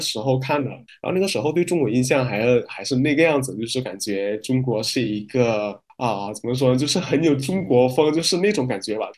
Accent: Medan, North Sumatra, Indonesia; Chinese is a second language; moved away as an adult; now in China; 我老家是在印，印尼北苏门答腊省的棉兰市

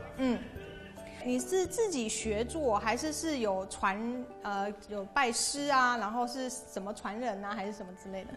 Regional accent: Taiwan; now in Beijing, China; 我来自北京。

